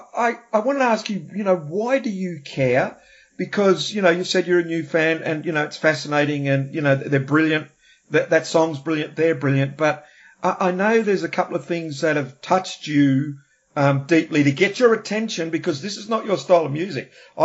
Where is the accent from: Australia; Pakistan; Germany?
Australia; also born or lived in New Zealand; growing up in Australia and New Zealand in the 70s, and the 80s